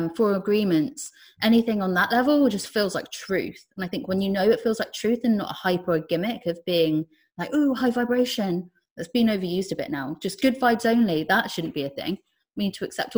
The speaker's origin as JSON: {"language": "English", "area": "Cornwall", "region": "South West England", "country": "United Kingdom", "tie": "born or raised there", "said": "I ended up working in the same crystal shop I grew up near in Cornwall."}